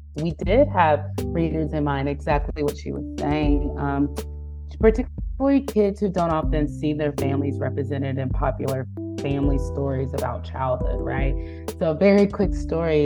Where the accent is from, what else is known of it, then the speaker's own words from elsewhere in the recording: North Carolina, United States; moved away as an adult; now in Bethlehem, United States; I was born and raised in North Carolina.